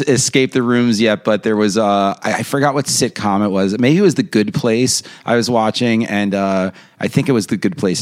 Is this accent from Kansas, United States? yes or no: no; New York, United States; I'm from New York. We're in a bubble too.